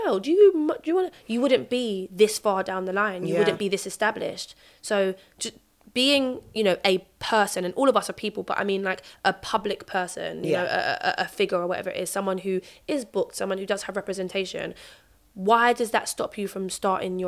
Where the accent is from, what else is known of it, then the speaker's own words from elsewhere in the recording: London, United Kingdom; I grew up in North Peckham Estate, and we moved